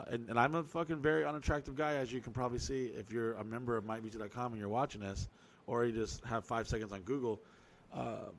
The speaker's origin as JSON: {"language": "English", "town": "Orlando", "region": "Florida", "country": "United States", "said": "we're from Orlando"}